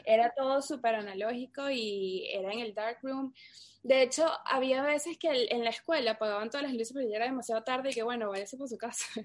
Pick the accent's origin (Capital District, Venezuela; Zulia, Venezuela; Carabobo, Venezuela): Capital District, Venezuela; Caracas; moved away as an adult; also born or lived in New York; yo soy de Caracas, Venezuela. Eh, bueno, viví en Venezuela casi toda mi, toda mi infancia